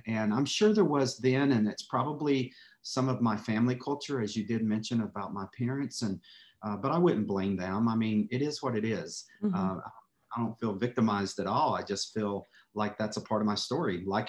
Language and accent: English; North Carolina, United States; accent: drawl; So I was born and raised in North Carolina.